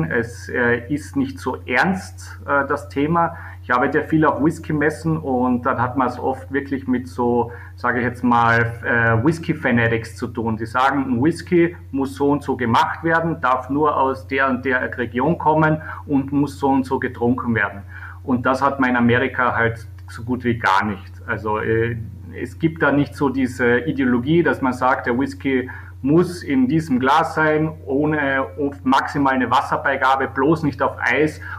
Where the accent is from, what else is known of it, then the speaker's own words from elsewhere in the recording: Weissensee, Carinthia, Austria; äh, der Ort, wo ich aufgewachsen bin und wo ich äh, jetzt mal den Sommer verbringe.